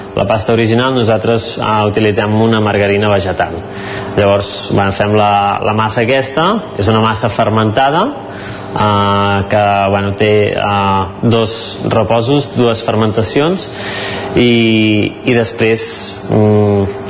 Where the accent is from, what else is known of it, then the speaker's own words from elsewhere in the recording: Cardedeu, Catalonia, Spain; soc de Cardedeu